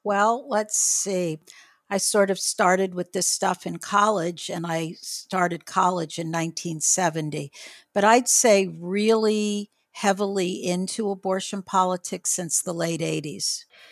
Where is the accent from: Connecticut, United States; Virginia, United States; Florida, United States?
Florida, United States; Miami; we were growing up in Miami-Dade County